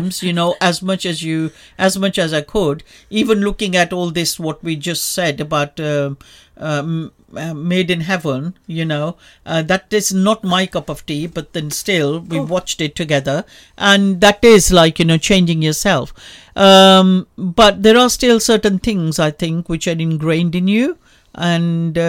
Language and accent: English; Punjab, India; moved away as an adult; now in United Kingdom; I was born and brought up in India